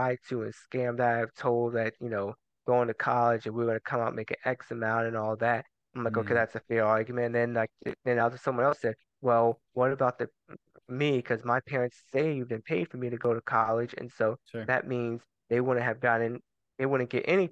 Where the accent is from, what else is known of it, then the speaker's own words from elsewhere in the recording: Durham, North Carolina, United States; also born or lived in Germany; I grew up in Durham.